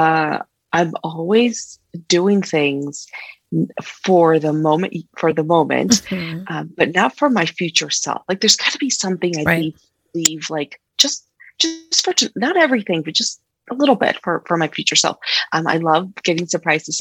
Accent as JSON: {"language": "English", "region": "California", "country": "United States", "tie": "born or raised there", "also_born_or_lived": "Mexico", "moved": "as an adult", "lives_now": "Colorado, United States", "said": "born in Mexico, but bred in California"}